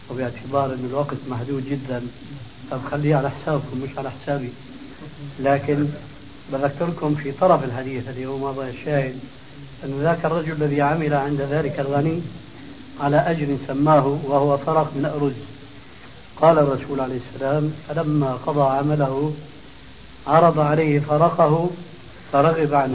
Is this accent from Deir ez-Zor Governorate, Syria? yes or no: no; Damascus Governorate, Syria; يعني الخلو خلو رجل بخلو عندنا بالشام يسموها فرويه